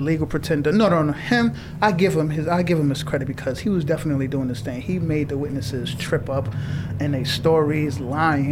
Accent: New York City, New York, United States; born and raised in Far Rockaway.

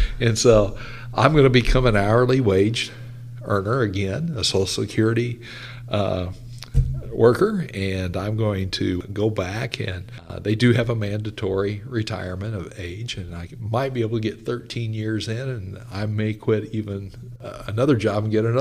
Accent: United States; moved away; I'm going to go back home. I'm from the Kansas, Oklahoma area

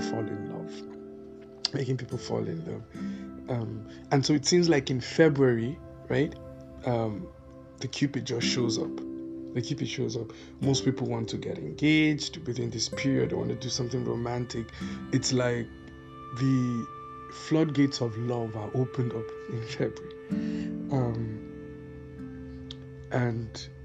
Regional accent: Netherlands; growing up in Holland, we were taught about things like Valentine's Day

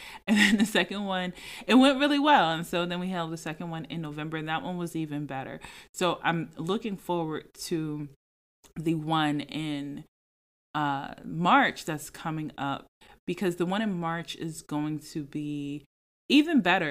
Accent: Philadelphia, Pennsylvania, United States; moved away as an adult; also born or lived in Jacksonville / Atlanta; now in Philadelphia area, United States; I'm from Philadelphia, the surrounding, suburban areas, whatever, like, I'm from the Philadelphia area, I'm from Philly, okay.

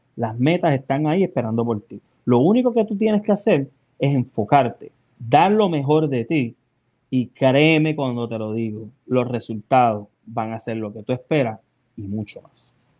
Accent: Puerto Rico; moved away; dónde llegué, que este es lo de Los Ángeles, Puerto Rico

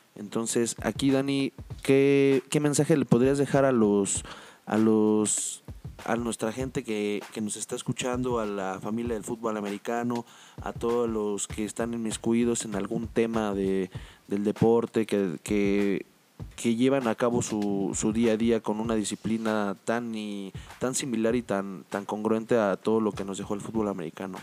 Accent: Mexico; nosotros como mexicanos

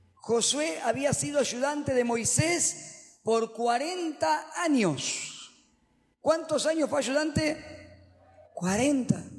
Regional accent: Argentina; los predicadores acá en Argentina, no sé por qué hablamos en el castellano neutro

